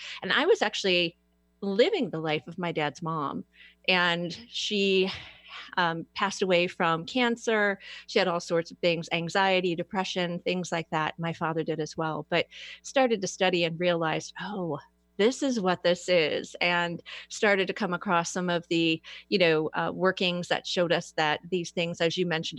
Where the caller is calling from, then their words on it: Fairlawn, Ohio, United States; I am in Fairlawn, Ohio, just a little bit south of Akron.